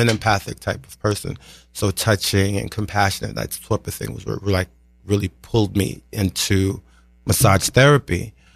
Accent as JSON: {"language": "English", "town": "New York City", "region": "New York", "country": "United States", "tie": "born or raised there", "said": "I grew up in Brooklyn."}